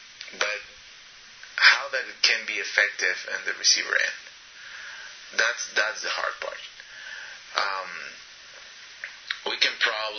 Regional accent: Shell, Pastaza, Ecuador; now in United States; Me, as growing up in Shell, we don't have good quality water, not because it has bacteria, but because it has a lot of sand and mud.

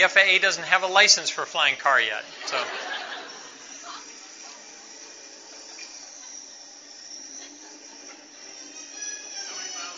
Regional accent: Quito, Pichincha, Ecuador; moved away

